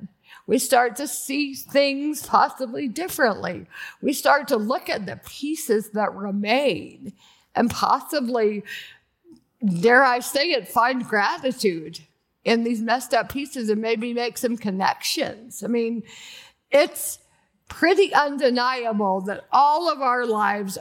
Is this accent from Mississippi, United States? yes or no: no; Athens, Georgia, United States; moved away as an adult; also born or lived in Birmingham, Alabama / Malibu, California; I was born in Athens, Georgia. I grew up there